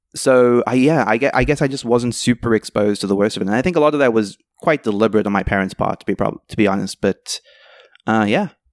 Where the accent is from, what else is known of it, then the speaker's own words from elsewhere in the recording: South Africa; moved away; I grew up in South Africa